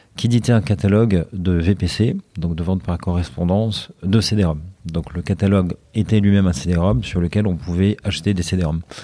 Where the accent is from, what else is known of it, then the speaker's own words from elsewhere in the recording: Haute-Savoie, Auvergne-Rhône-Alpes, France; also born or lived in Brussels / Paris; now in Marseille, France; je suis originaire en fait de Haute-Savoie